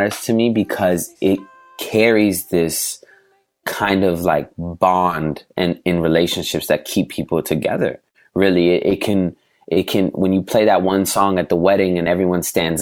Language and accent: English; Portland, Oregon, United States; moved away as an adult; now in Los Angeles, United States; growing up in Portland in middle school